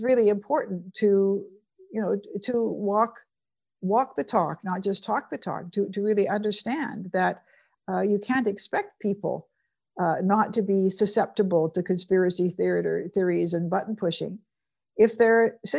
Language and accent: English; British Columbia, Canada; I'm from British Columbia, which is a wonderful part of Canada